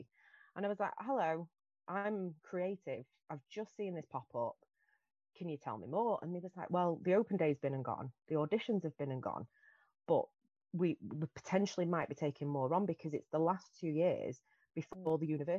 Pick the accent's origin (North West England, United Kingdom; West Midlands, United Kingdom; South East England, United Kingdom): North West England, United Kingdom; Salford; I'm from Salford and I'm a dead proud Salfordian.